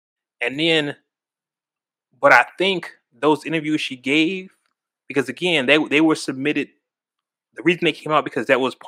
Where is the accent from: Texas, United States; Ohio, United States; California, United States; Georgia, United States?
Texas, United States; Houston; I'm from Houston, H-Town.